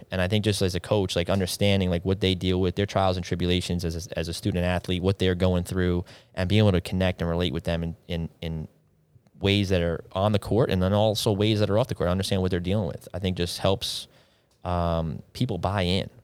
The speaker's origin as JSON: {"language": "English", "town": "East Northport", "region": "New York", "country": "United States", "tie": "born or raised there", "said": "I grew up over in East Northport, went to Elwood John Glenn High School"}